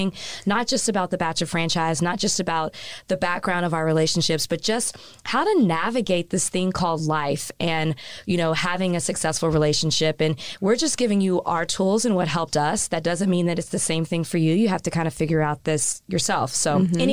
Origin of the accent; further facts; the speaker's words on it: the South, United States; accent: southern; My southern accent